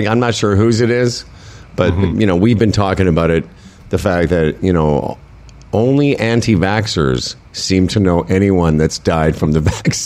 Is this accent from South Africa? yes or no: no; Moose Jaw, Saskatchewan, Canada; my hometown of Moose Jaw, Saskatchewan